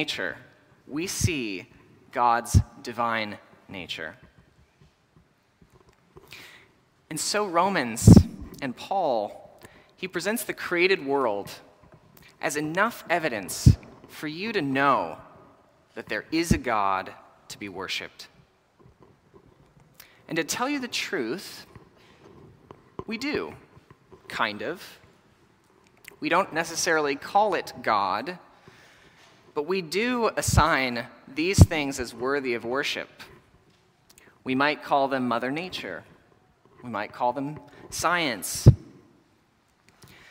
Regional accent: Texas, United States; I grew up in Texas, where in the summer we have really intense thunderstorms

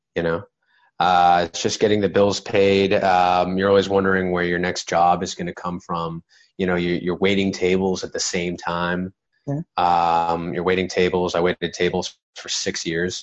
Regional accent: Plymouth, Massachusetts, United States; now in Los Angeles, United States; in Plymouth, Massachusetts, which is where I'm from, by the way. I'm from Plymouth, Mass

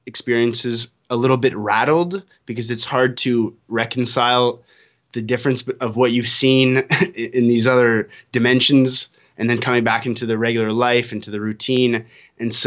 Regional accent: Canada; now in Costa Rica; I'm a Canadian living in Costa Rica.

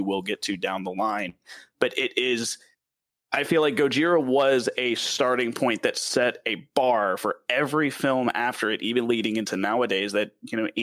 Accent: the South, United States; accent: southern; my southern accent

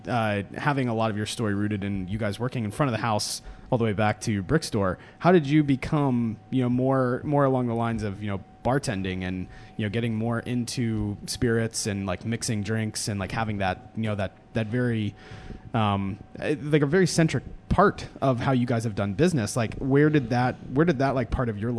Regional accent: Florida, United States; also born or lived in Boston; now in Atlanta, United States; I grew up eating oysters in Florida

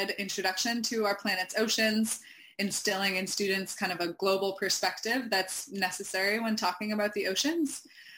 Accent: Camden, Maine, United States; in 2018 in Camden, Maine, my hometown

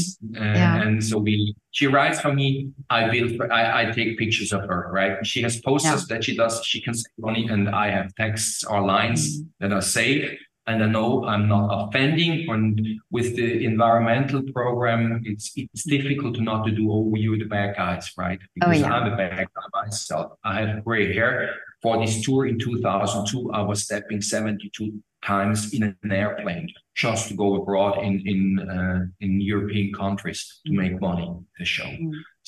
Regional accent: Switzerland; accent: Swiss; first language Swiss German; English is a second language; now in Germany; I'm from Switzerland. I live in Germany

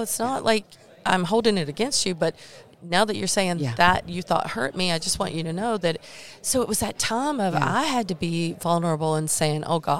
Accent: North Carolina, United States; Because sometimes, you know, I'm from Eastern North Carolina. My vocabulary and words are a little different.

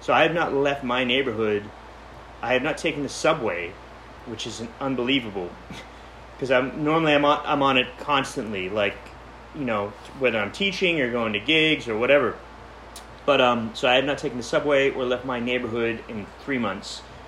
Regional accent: Pittsburgh, Pennsylvania, United States; now in New York, United States; Pittsburgh, Pennsylvania.

